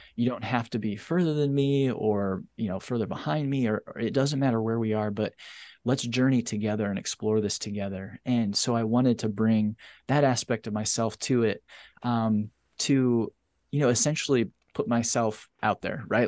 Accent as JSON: {"language": "English", "country": "United States", "said": "my country"}